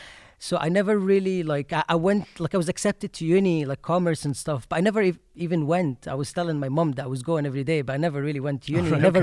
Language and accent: English; Egypt; English is a second language; moved away as an adult; Yeah, oh yeah, I was born in Egypt and I left there just as soon as I turned 19, actually.